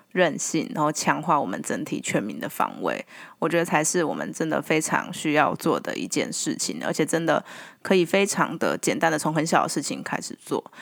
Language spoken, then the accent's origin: Chinese; Taiwan; 我们台湾人